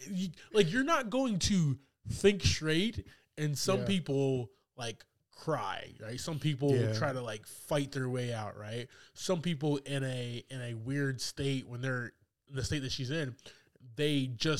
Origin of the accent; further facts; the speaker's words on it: the South, United States; Because we're from the South.